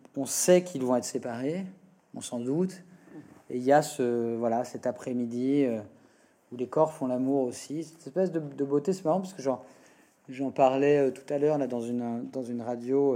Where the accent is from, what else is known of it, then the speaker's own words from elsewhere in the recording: Le Havre, Normandy, France; j'ai grandi au Havre, dans un petit village à côté du Havre.